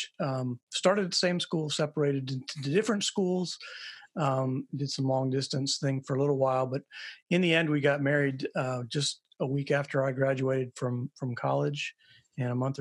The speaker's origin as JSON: {"language": "English", "region": "Virginia", "country": "United States", "tie": "born or raised there", "also_born_or_lived": "Nebraska", "said": "We met in sixth grade when I moved to Virginia from Nebraska"}